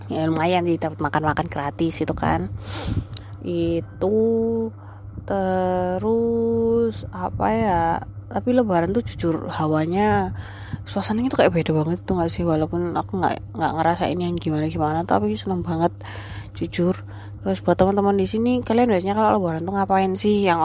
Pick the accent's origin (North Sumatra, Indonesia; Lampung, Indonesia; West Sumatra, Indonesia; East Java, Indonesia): East Java, Indonesia; Surabaya; kita tuh naik bis di kota aku tuh kan jadi ada bis di Surabaya